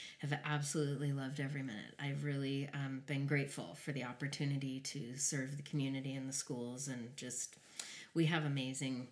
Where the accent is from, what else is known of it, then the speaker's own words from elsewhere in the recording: Albuquerque, New Mexico, United States; moved away as an adult; also born or lived in Denver, Colorado; now in California, United States; I was born and raised in Albuquerque, New Mexico